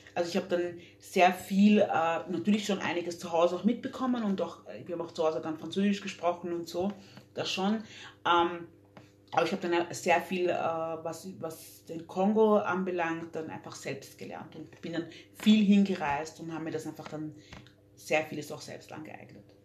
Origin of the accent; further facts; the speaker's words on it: Vienna, Austria; also born or lived in Democratic Republic of the Congo / London; ich bin mit drei gezogen. von der Demokratischen Republik mit meinen Eltern her, her also geflohen und dann hier haben wir uns hier angesiedelt. Ähm, für mich ist äh, Wien meine Heimat